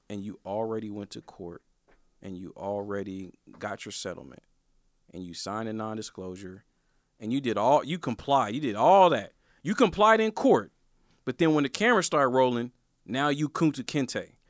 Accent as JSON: {"language": "English", "town": "Portland", "region": "Oregon", "country": "United States", "said": "I'm from Northeast Portland, bro. I'm from Northeast Portland."}